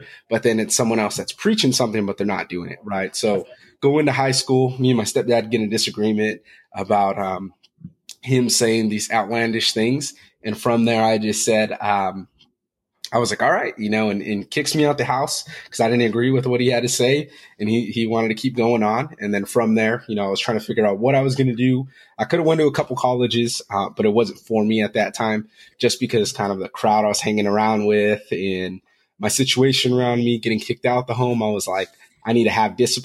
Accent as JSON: {"language": "English", "town": "Fresno", "region": "California", "country": "United States", "said": "I'm originally from Fresno, California"}